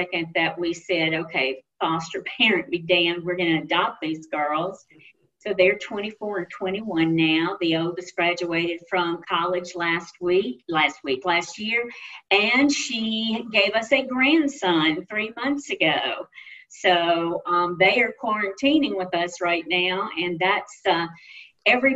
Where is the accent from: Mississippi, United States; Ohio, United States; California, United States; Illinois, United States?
Mississippi, United States; it's my home state